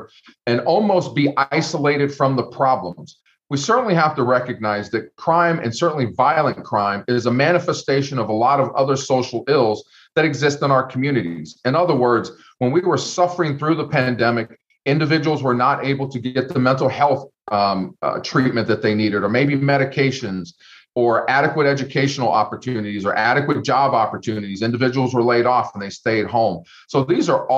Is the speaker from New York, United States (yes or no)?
no; Youngstown, Ohio, United States; moved away as an adult; also born or lived in Los Angeles; now in Columbus, United States; I'm from Youngstown, Ohio, born and raised on the south side of Youngstown